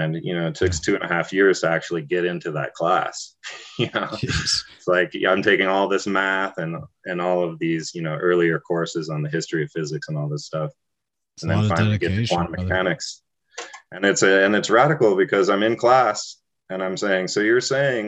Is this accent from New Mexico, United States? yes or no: yes; Taos, New Mexico, United States; as a young person, like growing up in Taos, I was a child of hippies